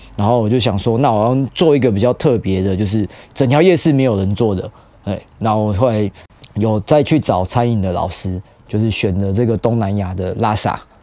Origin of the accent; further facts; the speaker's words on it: Taiwan; 我们台湾人